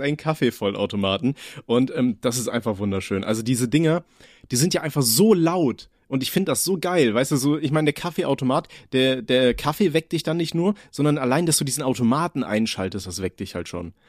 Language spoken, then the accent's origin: German; Aachen, North Rhine-Westphalia, Germany; ich komme ja aus Aachen